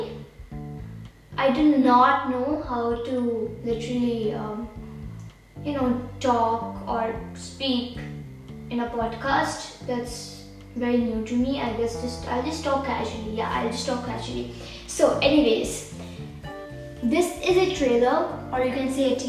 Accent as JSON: {"language": "English", "country": "India", "said": "I'm 12 years old and I'm from India"}